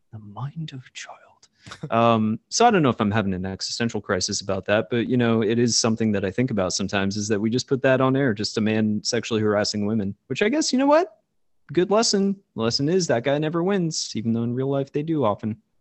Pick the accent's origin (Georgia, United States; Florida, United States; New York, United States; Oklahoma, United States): Florida, United States; we're both from Florida, which is, you know, not too far from that region or whatever